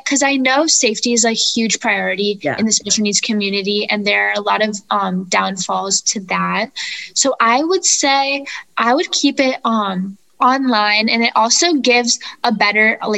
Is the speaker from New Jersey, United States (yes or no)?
no; Florida, United States; I am from Florida